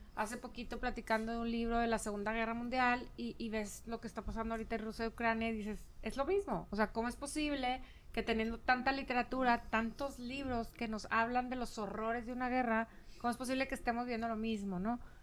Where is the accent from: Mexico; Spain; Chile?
Mexico; Chihuahua; now in Monterrey, Mexico; yo soy de Chihuahua, tu, tu familia también y terminamos en Monterrey las dos